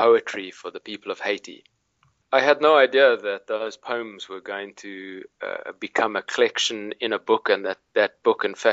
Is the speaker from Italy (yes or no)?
no; Cape Town, Western Cape, South Africa; I grew up in Cape Town, South Africa